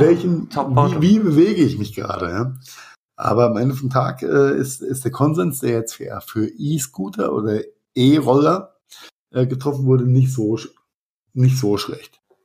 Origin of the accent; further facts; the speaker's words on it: Rhenish Hesse, Rhineland-Palatinate, Germany; wie es bei uns in Rheinhessen heißt